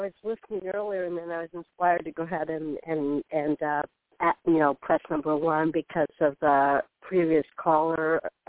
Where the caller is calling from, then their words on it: Florida, United States; I'm calling from Florida.